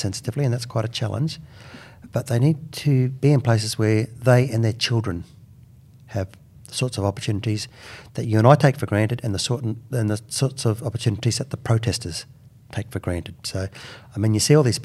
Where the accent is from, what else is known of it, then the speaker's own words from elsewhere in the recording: Queensland, Australia; I'm Queenslander